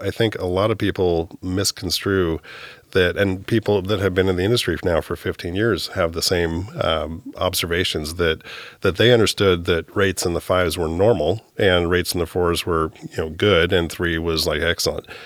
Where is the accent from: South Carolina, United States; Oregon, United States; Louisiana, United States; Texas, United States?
Oregon, United States; Hillsboro; also born or lived in Palo Alto, California / Amstelveen, Netherlands; moved up to Hillsboro, Oregon, uh, by about the age of three and lived there, uh, grew up there, went to high school there.